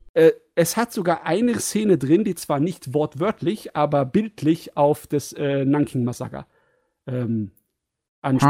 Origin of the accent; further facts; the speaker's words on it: Germany; als Deutscher